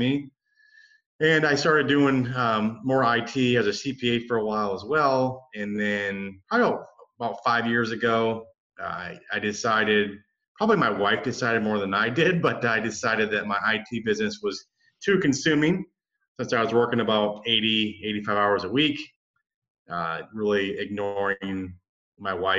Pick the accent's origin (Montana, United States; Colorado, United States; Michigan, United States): Michigan, United States; I grew up in Michigan, pretty small town.